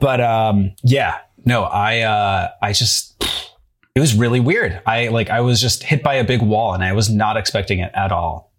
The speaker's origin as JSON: {"language": "English", "town": "St. Cloud", "region": "Minnesota", "country": "United States", "tie": "born or raised there", "moved": "as an adult", "lives_now": "Brooklyn, United States", "said": "I'm from Saint Cloud, Minnesota"}